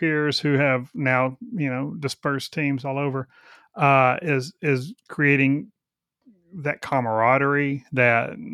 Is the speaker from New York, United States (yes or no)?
no; Texas, United States; We would say, in Texas, we would say pissy